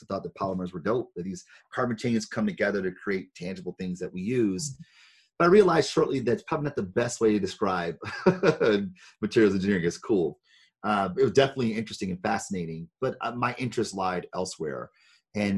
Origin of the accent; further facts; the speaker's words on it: Detroit, Michigan, United States; I'm from Detroit, born and raised